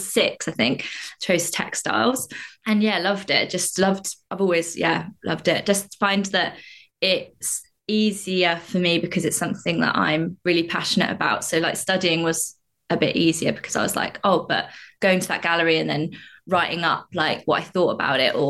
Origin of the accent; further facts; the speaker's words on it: Staplehurst, South East England, United Kingdom; also born or lived in Stockport; grew up in a village called Staplehurst in Kent